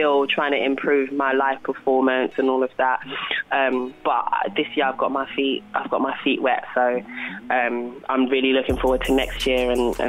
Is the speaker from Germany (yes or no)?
no; London, United Kingdom; I'm from South as well.